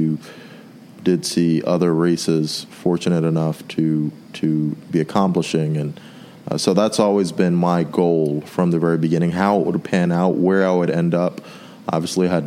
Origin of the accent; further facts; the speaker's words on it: New York City, New York, United States; moved away; I was born and raised in Brooklyn, New York, and traveled all throughout the United States as a child, ultimately residing for about 7 years back where it all started in Brooklyn.